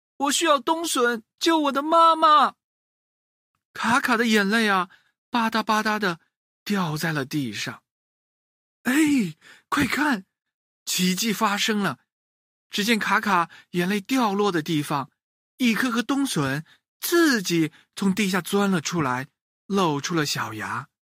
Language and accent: Chinese; China; 孝顺一直是我们中国人的传统美德